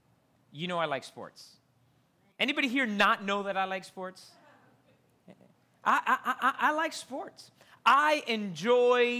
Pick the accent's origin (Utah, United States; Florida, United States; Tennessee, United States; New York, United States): Florida, United States; Miami; I grew up here in Miami going to University of Miami football games in the Orange Bowl